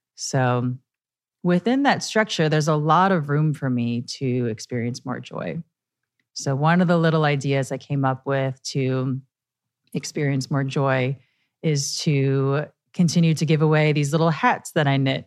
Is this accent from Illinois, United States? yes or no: yes; Chicago, Illinois, United States; moved away; also born or lived in New York; I love my hometown, Chicago, Illinois